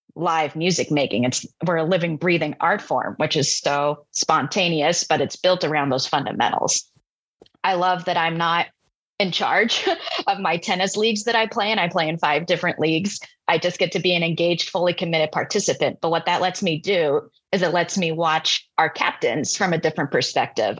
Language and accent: English; Tri-Cities, Washington, United States; we had a fantastic steel drum band and elementary music program where I grew up in the Tri Cities